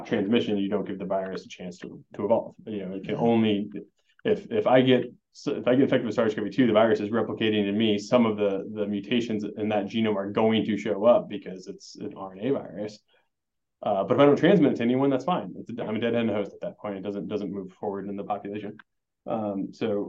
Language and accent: English; Springfield, Nebraska, United States; moved away; So I'm actually from Nebraska. I'm a Nebraskan, from Springfield, so not far down the road. My family's still here.